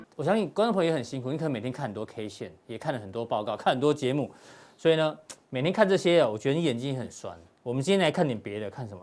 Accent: Taiwan; 台湾人的生活其实跟国际上面其实几乎没有受到影响

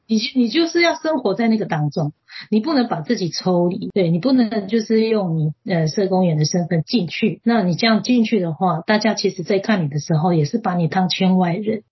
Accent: Coastal-line Amis, East Coast, Taiwan; moved away as an adult; now in Guangfu, Taiwan; 我是海鲜的阿美族，是嫁到这边来

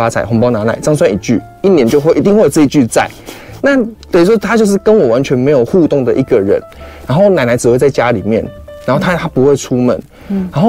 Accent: Kaohsiung, Taiwan; moved away as an adult; now in Taipei, Taiwan; 因为我是高雄人

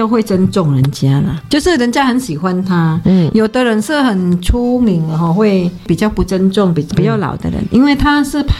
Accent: Indonesia; 你看我们乡下人这样子，印尼哈，

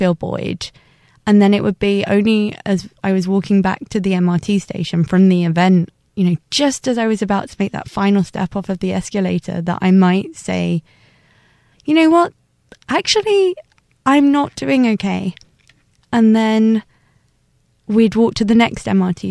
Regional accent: London, United Kingdom; moved away as an adult; now in Taiwan; I'm from London. I'm a teacher here at the moment

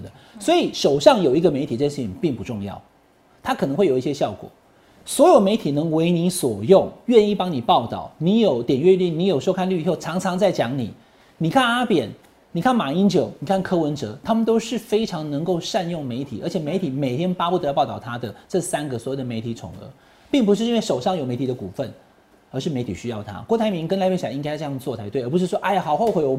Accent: Taiwan; 我们是台湾人，我们希望台湾好，对不对？台湾得牌了，我们台湾人都很高兴。

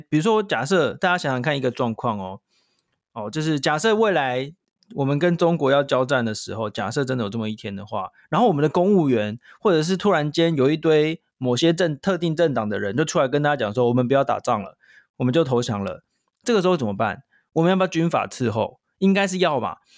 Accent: Taiwan; 那我们台湾人会怎么样看

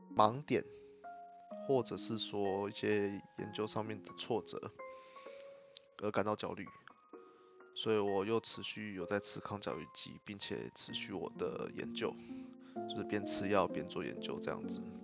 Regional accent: Changhua County, Taiwan; also born or lived in Hsinchu; 我的老家在彰化。然后，所以我就回到彰化来休养

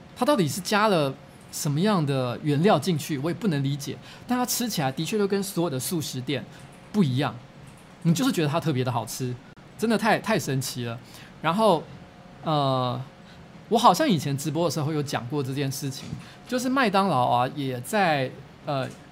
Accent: Taipei, Taiwan; 因为我从小住在绵阳社区，我一直觉得绵阳社区是台北市的小天龙区

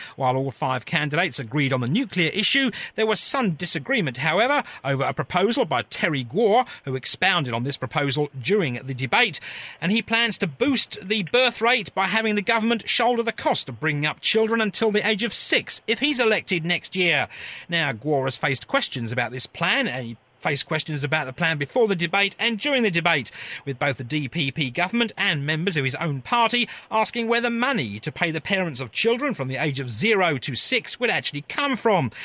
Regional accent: England, United Kingdom; as an English person

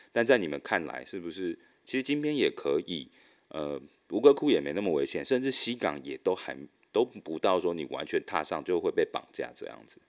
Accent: Taiwan; moved away as an adult; now in Vietnam; 我是在越南这边工作的台干

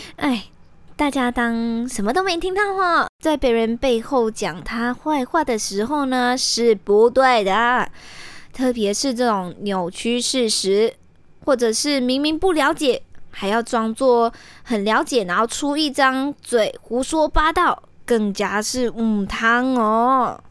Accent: Malaysia; moved away as an adult; now in Taiwan; 我来自马来西亚的嘛。那自己一个独自过来台湾留学

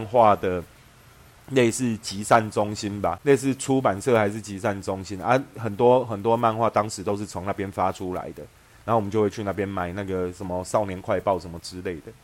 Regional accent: Xinzhuang, New Taipei, Taiwan; 我的户籍就是被从新庄迁到台北的赤峰街啊

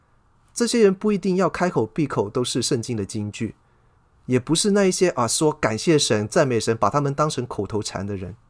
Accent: China; 我们中国人有一句老话叫做"近朱者赤，近墨者黑"啊，这个不是没有道理的。

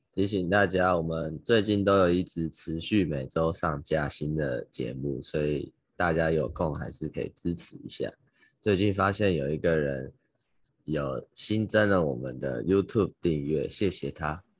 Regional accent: Taiwan; now in New York, United States; 可能因为我是台湾人吧

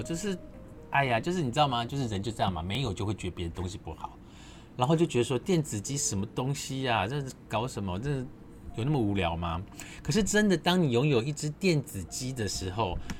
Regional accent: southern Taiwan, Taiwan; 我是在南方澳长大

